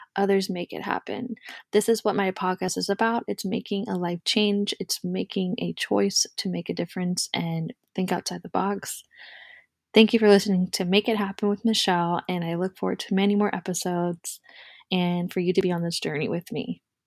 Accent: Orlando, Florida, United States; I live in Florida, born and raised in Orlando

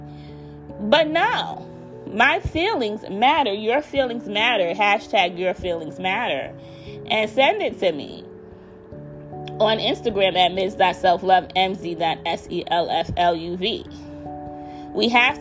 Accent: United States; I am African American

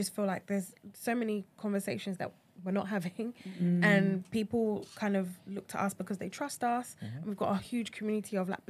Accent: Nigeria; We're not South Asian. We're African. We're Nigerian, you know.

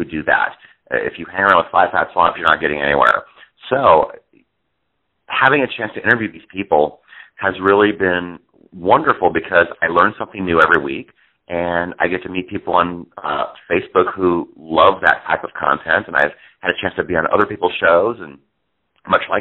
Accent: Northwood, Iowa, United States; I grew up in a little town called Northwood, Iowa

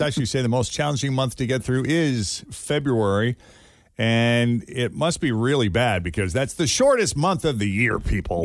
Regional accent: Massachusetts, United States; Growing up in Massachusetts

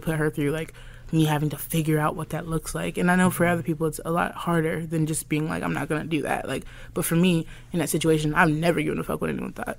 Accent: Alabama, United States; growing up in Alabama

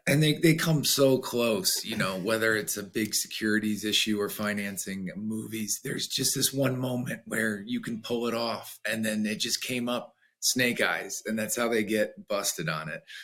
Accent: United States; I'm American

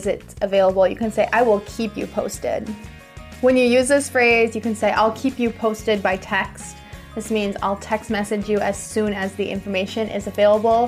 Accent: United States; I'm an American English teacher

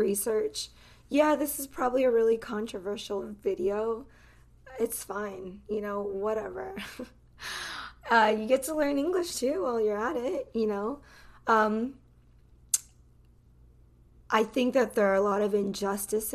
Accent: United States; I grew up in this country. That's all that I know. I've never lived in any other country. I am American to the core.

